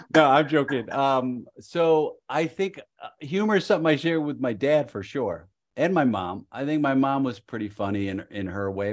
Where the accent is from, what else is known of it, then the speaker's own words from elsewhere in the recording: Chicago, Illinois, United States; I'm from Chicago